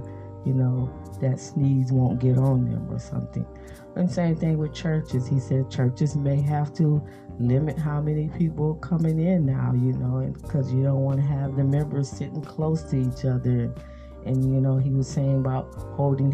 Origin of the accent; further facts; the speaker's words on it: United States; I am African American myself